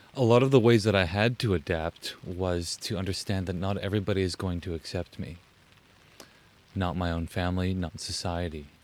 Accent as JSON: {"language": "English", "town": "Huntsville", "region": "Ontario", "country": "Canada", "tie": "born or raised there", "also_born_or_lived": "Orillia, Ontario / British Columbia (ancestral homeland)", "said": "I was raised in Huntsville, Ontario"}